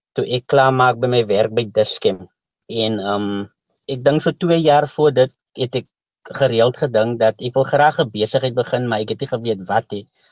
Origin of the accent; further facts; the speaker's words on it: Kraaifontein, Western Cape, South Africa; ek is van Kraaifontein, Scottsville